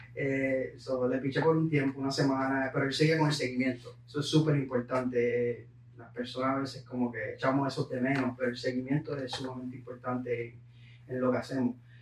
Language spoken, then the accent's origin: Spanish; Puerto Rico; moved away; yo vengo de Puerto Rico, eh, mi madre pues falleció a los 11 años, yo tenía 11